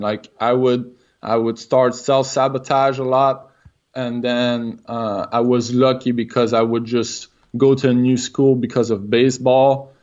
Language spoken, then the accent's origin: English; Quebec City, Quebec, Canada; accent: French Canadian; English is a second language; I'm from Quebec City, so I'm French Canadian. If I got an accent, that's, that's the reason why